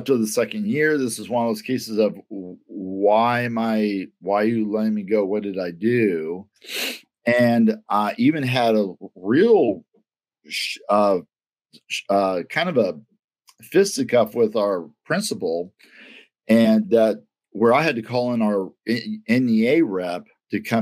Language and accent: English; Kansas City, Missouri, United States; also born or lived in Alton, Missouri / Pierce City, Missouri; I'm from Kansas City